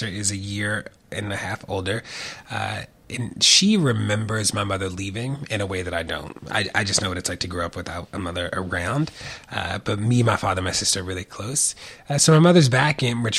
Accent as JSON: {"language": "English", "town": "Baltimore", "region": "Maryland", "country": "United States", "tie": "born or raised there", "said": "Born and raised in Baltimore, like from Baltimore"}